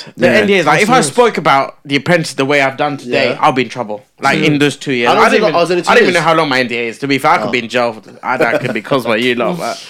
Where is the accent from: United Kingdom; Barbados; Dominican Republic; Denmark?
United Kingdom; London; They're filming in London. I'm from London.